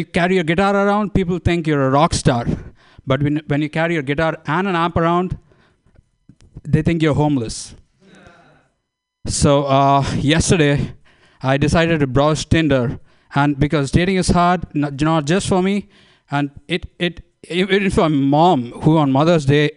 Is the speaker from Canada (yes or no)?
no; India; moved away as an adult; now in Bay Area, United States; I'm from India.